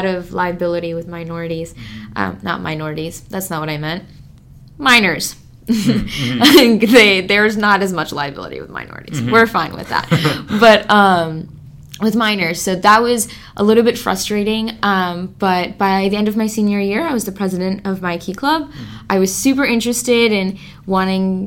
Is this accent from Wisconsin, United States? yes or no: yes; Milwaukee, Wisconsin, United States; I'm from Milwaukee, but a little bit outside of it